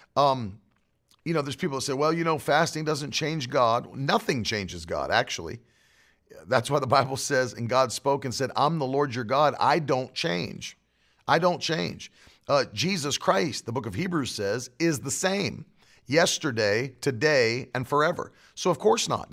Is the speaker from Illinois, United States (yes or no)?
no; West Virginia, United States; I'm from West Virginia